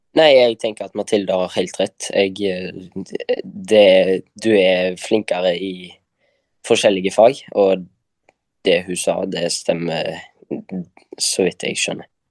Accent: Kopervik, Rogaland, Norway; jeg kommer også fra Karmøy. Eh, Kopervik, nærmere bestemt

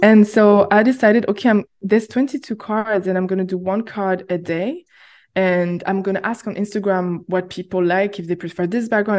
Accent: France; moved away as an adult; now in Berlin, Germany; I went back to France, which is my home country

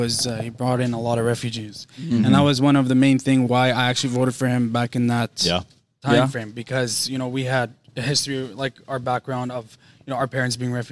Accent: Alberta, Canada; because we're from Alberta

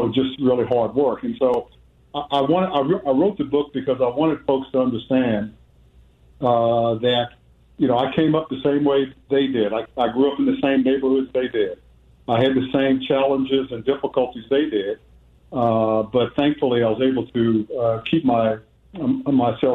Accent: Washington, District of Columbia, United States; I was born and raised in Southeast Washington, D.C., inner city neighborhood

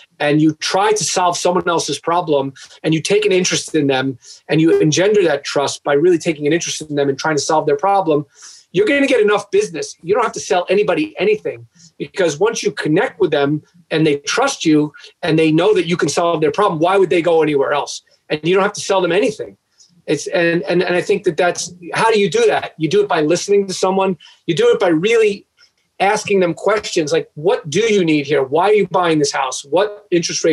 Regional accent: Long Island, New York, United States; moved away; also born or lived in Michigan; I wrote a local column in my town growing up in Long Island

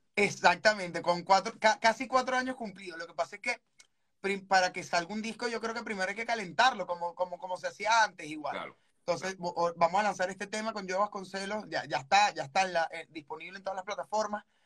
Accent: Venezuela; yo soy venezolano

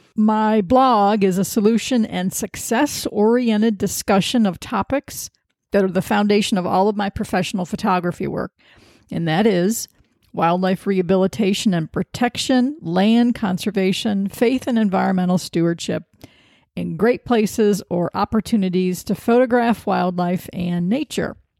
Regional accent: Sandusky, Ohio, United States; moved away as an adult; now in Washington, D.C., United States; I've lived in Washington, D C for thirty years, but I'm from Sandusky, Ohio

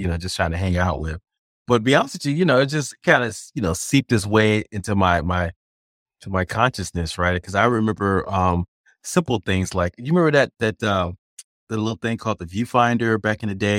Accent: California, United States; I grew up in California, so Disneyland was always like that magical place you go

